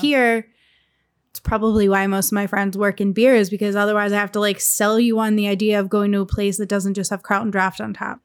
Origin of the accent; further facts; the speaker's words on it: Lehigh Valley, Pennsylvania, United States; moved away; the Lehigh Valley is where I'm from